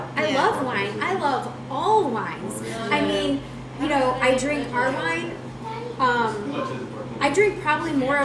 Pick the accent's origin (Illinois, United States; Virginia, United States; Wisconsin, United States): Wisconsin, United States; I'm from Wisconsin